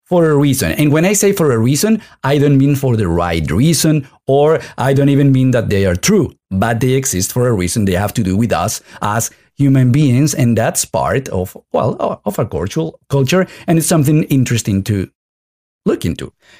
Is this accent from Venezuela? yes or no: yes; Venezuela; moved away as an adult; now in Galicia, Spain; I've been here living in Galicia. I'm originally from Venezuela, as you know, and maybe some people, if they've heard the show before, they know. I've been here in Galicia for 11 years, but I was raised in a family from Galicia, at least on my father's side.